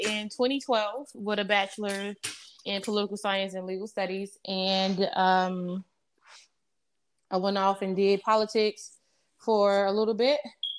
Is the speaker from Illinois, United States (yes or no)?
yes; Chicago, Illinois, United States; I grew up on the west side of Chicago. And, well, a little bit of everywhere, to be honest. But I guess the bulk of my years was spent on the west side of Chicago. I grew up on the south side, suburbs, east side.